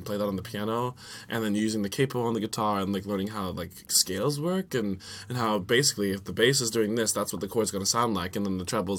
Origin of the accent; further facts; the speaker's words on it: Virginia, United States; moved away; also born or lived in Kansas City; Was in Virginia. Virginia. Yeah, so I was raised on the East Coast and my family's from there.